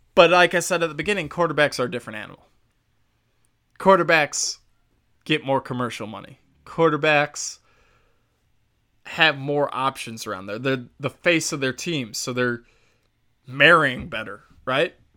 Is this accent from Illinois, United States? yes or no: yes; Chicago, Illinois, United States; I'm a Chicago guy, I'm from Chicago